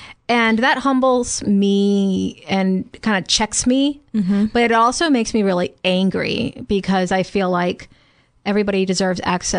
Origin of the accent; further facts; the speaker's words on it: Louisiana, United States; when I went to a grocery store in my hometown in Louisiana